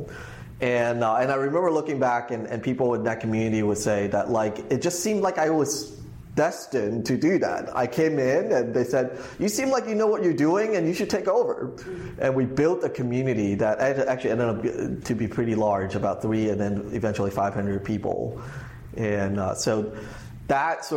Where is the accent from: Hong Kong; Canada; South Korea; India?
Hong Kong; also born or lived in Los Angeles; now in United States; I grew up in Hong Kong